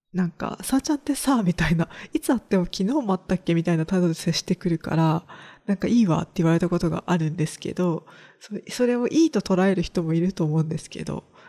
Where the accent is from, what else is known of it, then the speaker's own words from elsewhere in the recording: rural Kagoshima Prefecture, Japan; 地元は鹿児島県の中でも田舎の方にあるので